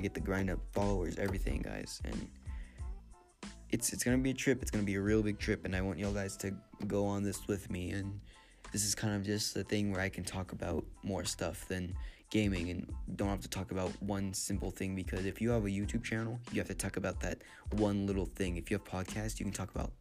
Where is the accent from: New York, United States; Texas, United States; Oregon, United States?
Texas, United States; San Antonio; now in Mexico City, Mexico; I'm from San Antonio